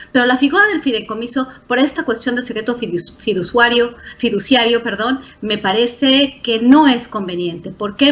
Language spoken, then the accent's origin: Spanish; Mexico; now in United States; soy mexicana y porque colaboro con muchos científicos mexicanos, aunque trabajo en Estados Unidos